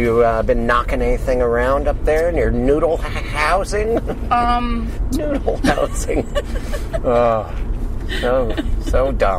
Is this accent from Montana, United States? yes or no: yes; Montana, United States; moved away; I grew up in Montana